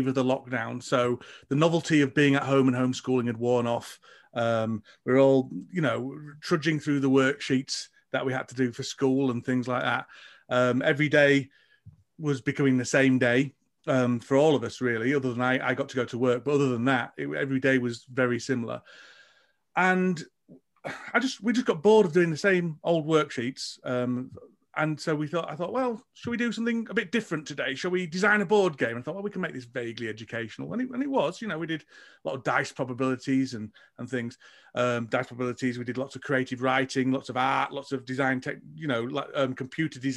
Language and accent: English; England, United Kingdom; I'm English